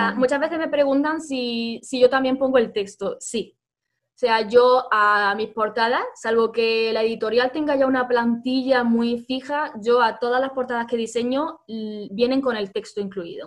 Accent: Granada, Andalusia, Spain; somos de Granada

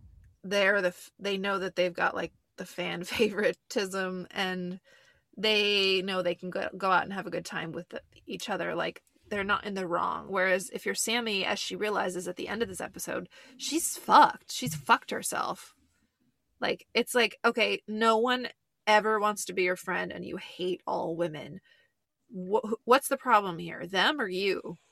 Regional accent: New Jersey, United States; and I'm from Central Jersey

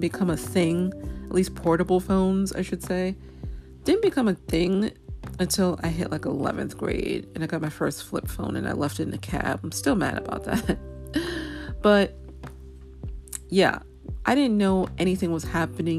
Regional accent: New York, United States; as a New Yorker who was in New York on 9/11 20+ years ago

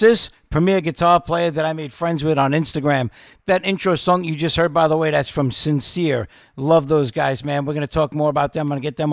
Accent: New Jersey, United States; also born or lived in Southwest Florida; now in Florida, United States; I'm originally from New Jersey

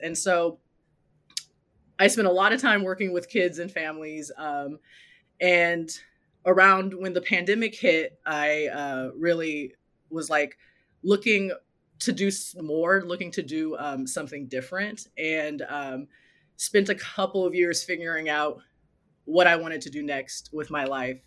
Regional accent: Los Angeles, California, United States; also born or lived in South Pasadena, California; I grew up in Los Angeles and currently live in South Pasadena, California

